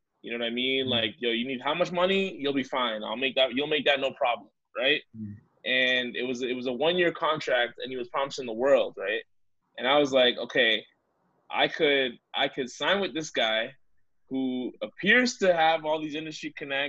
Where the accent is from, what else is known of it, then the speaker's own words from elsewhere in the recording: Canada; we have such great talent on the boards as Canadian artists